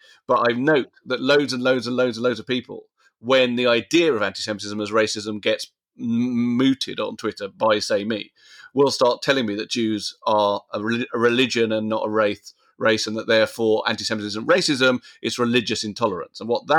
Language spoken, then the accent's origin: English; United Kingdom; strongly as British and a man of a certain age and, you know, a Chelsea fan and all sorts of other things that it's mixed in with.